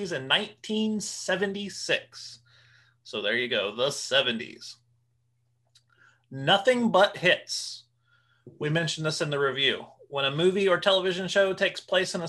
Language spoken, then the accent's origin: English; Ohio, United States; We grew up in Ohio